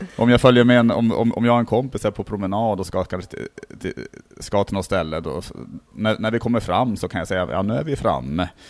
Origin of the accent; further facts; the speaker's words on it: Norrland, Sweden; now in Stockholm, Sweden; jag är från Norrland